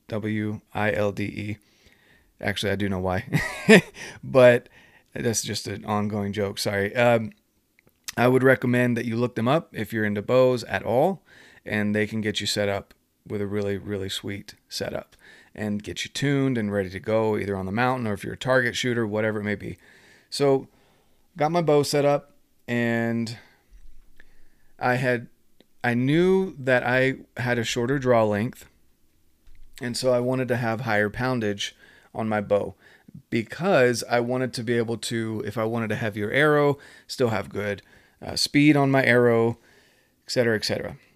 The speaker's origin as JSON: {"language": "English", "region": "North Carolina", "country": "United States", "moved": "yes", "said": "I'm from North Carolina originally"}